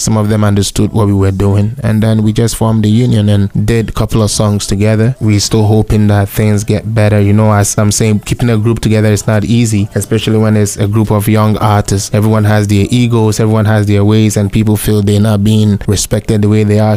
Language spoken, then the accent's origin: English; Ghana; moved away as an adult; now in Canada; talking about shift from Ghana to Canada, it's it's a big shift, but somewhat not because um, I kind of also had a little education back home